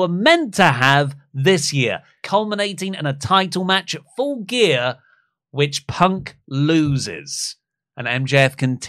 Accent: East of England, United Kingdom; I'm from the UK. I'm still … here. I'm from the UK. I'm from Essex.

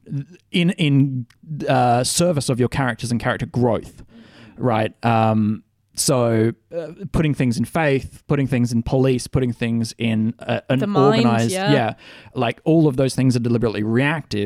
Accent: Australia; we're Australian

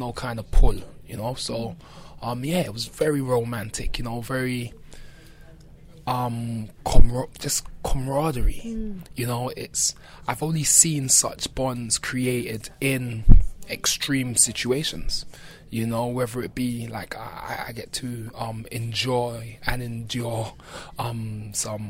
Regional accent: London, United Kingdom; growing up in Brixton

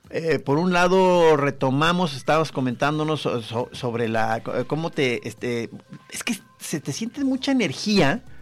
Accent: Guadalajara, Jalisco, Mexico; Bueno, yo soy tapatío.

